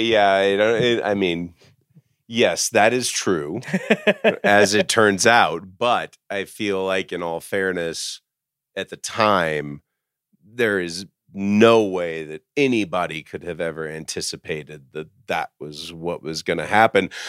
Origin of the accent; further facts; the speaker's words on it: Dallas, Texas, United States; moved away; I was from Dallas